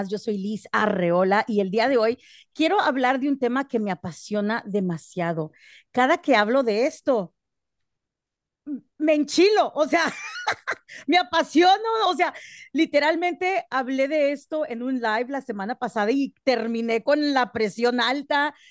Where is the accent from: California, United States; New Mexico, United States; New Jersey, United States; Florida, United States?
New Jersey, United States; Perth Amboy; now in Texas, United States; Nosotros nacimos y crecimos en Nueva Jersey y crecimos eh, eh, y nacimos y crecimos en Nueva Jersey en una época donde casi no había mexicanos.